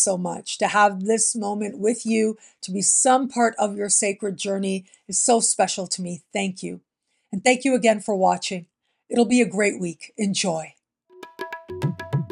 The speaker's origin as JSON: {"language": "English", "country": "Canada", "tie": "born or raised there", "moved": "yes", "said": "being born and raised in Canada, it is the place that I consider home"}